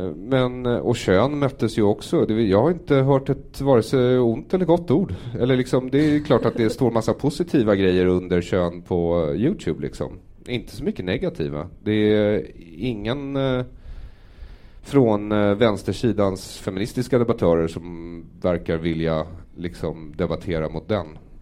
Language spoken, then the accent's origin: Swedish; Sweden; den miljö jag har vuxit upp i här som är svensk